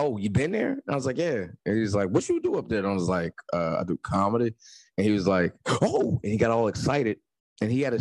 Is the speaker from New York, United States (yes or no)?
no; Newark, New Jersey, United States; I'm from Jersey, from Newark, New Jersey